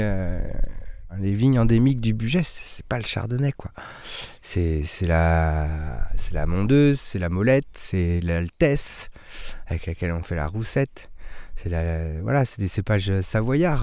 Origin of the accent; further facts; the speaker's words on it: Craon, Pays de la Loire, France; moved away; on est originaire de la Mayenne, un petit village qui s'appelle Cran